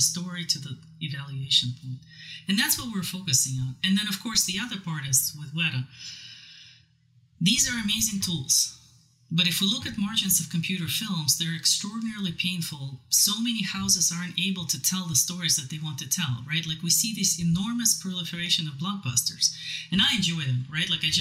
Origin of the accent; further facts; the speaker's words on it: Siberia, Ural Mountains, Russia; moved away; I'm originally from Siberia, Ural Mountains